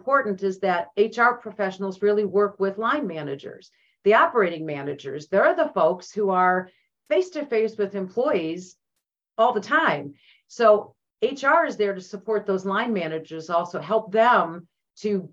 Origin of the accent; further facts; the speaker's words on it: Cleveland, Ohio, United States; moved away as an adult; now in Omaha, United States; I'm from Northeast Ohio, from Cleveland